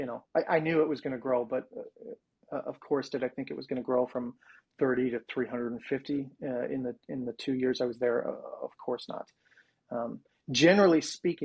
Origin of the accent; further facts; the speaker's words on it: Sacramento, California, United States; I grew up in Sacramento, which is just 90 miles or so from San Francisco, but a very, very different world.